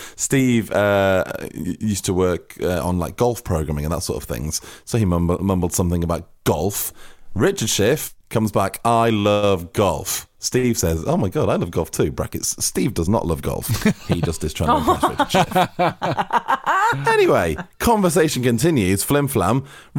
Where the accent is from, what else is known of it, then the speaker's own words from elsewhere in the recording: Manchester, North West England, United Kingdom; And …, I'm from Manchester.